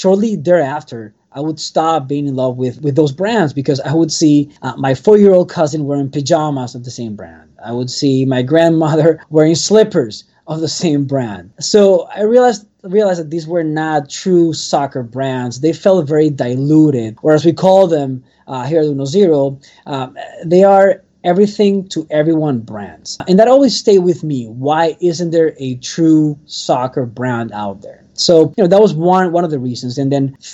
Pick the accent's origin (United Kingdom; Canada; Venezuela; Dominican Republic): Venezuela; now in Miami, United States; I'm from Venezuela originally